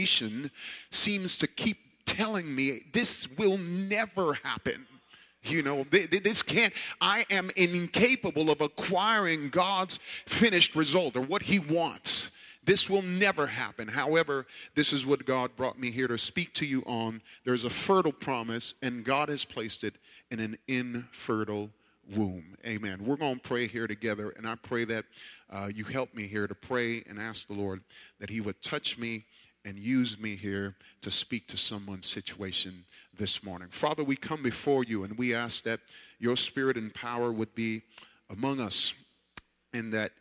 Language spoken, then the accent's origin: English; New York, United States; growing up in New York